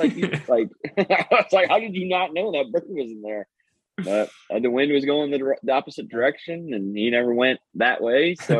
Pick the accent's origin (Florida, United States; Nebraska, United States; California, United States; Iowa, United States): Iowa, United States; northeast; now in Des Moines, United States; I grew up on the Mississippi up in Gettysburg